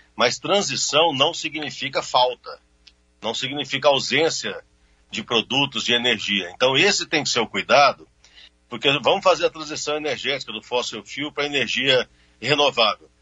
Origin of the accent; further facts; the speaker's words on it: Brazil; Eu, como brasileiro